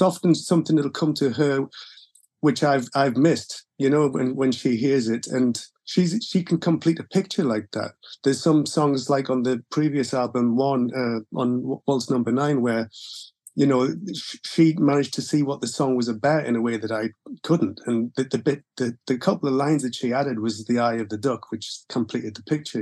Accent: Gateshead, North East England, United Kingdom; I had a pretty normal uh, life in Gateshead.

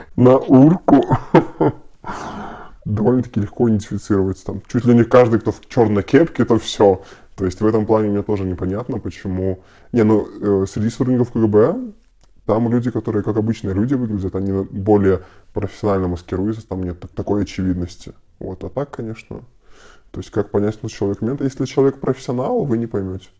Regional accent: Belarus; почувствовать себя, как остальные белорусы

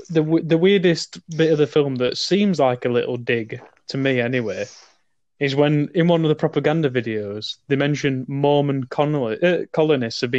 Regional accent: Buenos Aires, Argentina; I'm from Buenos Aires, and I say, kill them

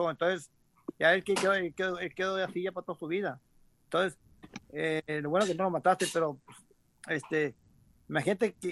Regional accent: Mexico; soy mexicano, pues, de alto, mexicano me gusta el boxeo

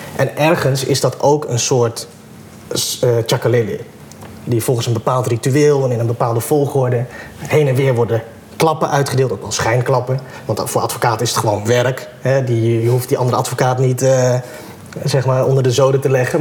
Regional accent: Assen, Drenthe, Netherlands; moved away as an adult; also born or lived in Groningen / Bovensmilde; now in Amsterdam, Netherlands; opgegroeid in Assen en nu dus in Amsterdam woonachtig.

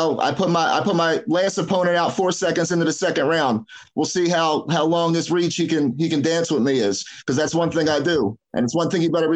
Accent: Philadelphia, Pennsylvania, United States; I'm from South Philly. Me and Tony went to the same high school together

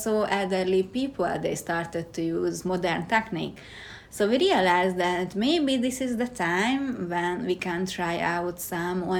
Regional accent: Hungary; English is a second language; now in Kyoto, Japan; And originally I am from Hungary and now living in Kyoto.

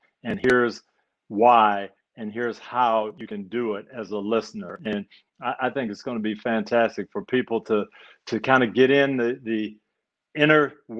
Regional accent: Tampa, Florida, United States; the Super Bowl is actually going to be in my hometown, Tampa.

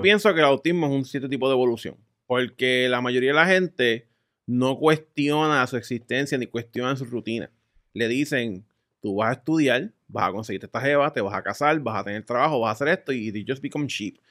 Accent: Puerto Rico; soy de Puerto Rico

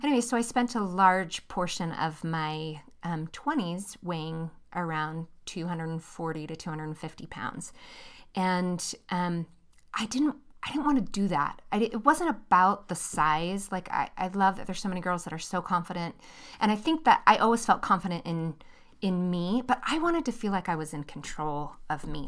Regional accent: near San Francisco, California, United States; moved away as an adult; now in Utah, United States; We grew up in California, uh, near San Francisco

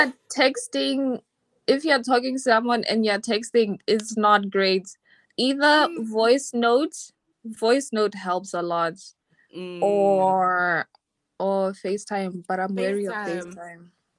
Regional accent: Botswana; Hi. I'm from Botswana.

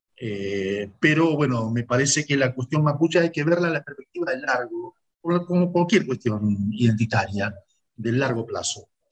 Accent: Argentina; nosotros, argentinos

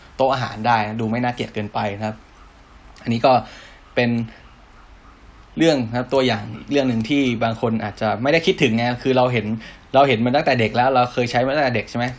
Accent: Thailand; เราเป็นคนไทย

